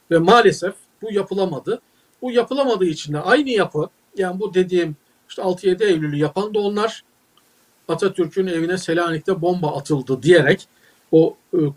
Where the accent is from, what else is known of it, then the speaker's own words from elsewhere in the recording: Uşak, Uşak Province, Turkey; Mesela ben Uşaklıyım. Uşak'ta Hazım Sesli diye altın gibi bir adam vardı.